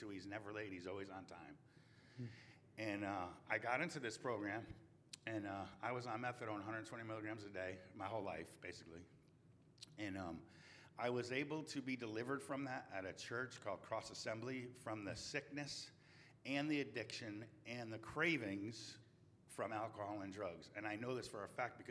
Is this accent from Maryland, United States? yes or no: no; New Haven, Connecticut, United States; moved away as an adult; now in Raleigh, United States; I'm from New Haven, Connecticut